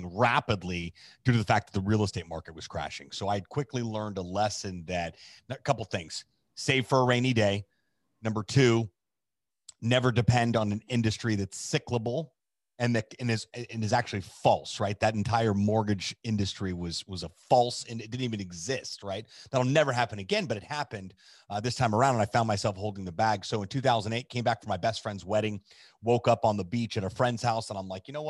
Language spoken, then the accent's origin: English; Miami, Florida, United States; moved away as an adult; also born or lived in Chicago / Southern California; now in Miami, United States; I grew up here in Miami, moved from South Florida to Chicago